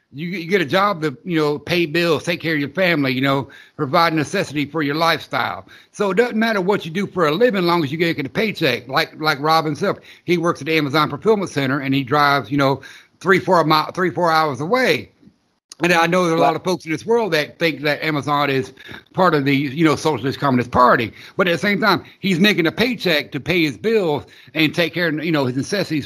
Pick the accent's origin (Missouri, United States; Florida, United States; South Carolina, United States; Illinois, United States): Florida, United States; Orlando; now in Georgia, United States; where I grew up in Orlando